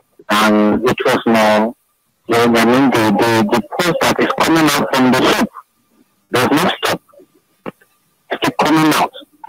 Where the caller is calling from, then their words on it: Lagos, Nigeria; I'm calling you right now from the Lagos State Teaching Hospital